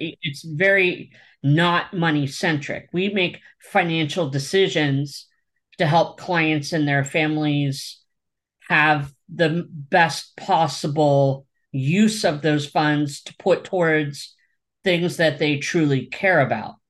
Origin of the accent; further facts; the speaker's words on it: East Coast of Pennsylvania, United States; now in Orange County, California, United States; where I'm from in the East Coast of Pennsylvania